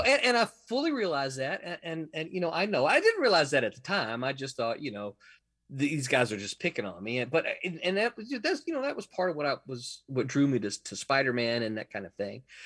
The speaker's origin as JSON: {"language": "English", "region": "Mississippi", "country": "United States", "moved": "as an adult", "lives_now": "Florida, United States", "said": "I'm from Mississippi."}